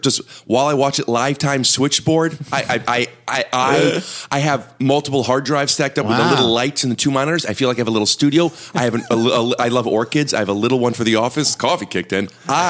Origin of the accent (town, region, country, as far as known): Cleveland, Ohio, United States; born or raised there